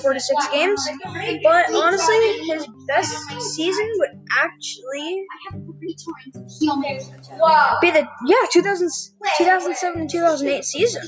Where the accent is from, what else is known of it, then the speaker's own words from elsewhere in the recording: Red Deer, Alberta, Canada; I was born in Red Deer, Alberta